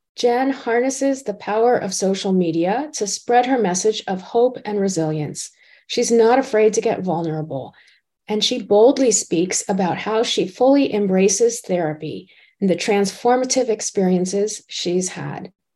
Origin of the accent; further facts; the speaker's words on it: South Florida, United States; moved away; I was originally from South Florida